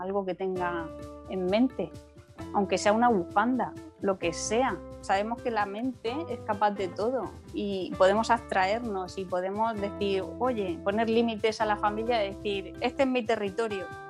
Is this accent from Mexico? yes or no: no; Murcia, Region of Murcia, Spain; aquí en mi ciudad, que es a la que se lo debo todo, porque eh, siempre lo digo, me siento muy murciana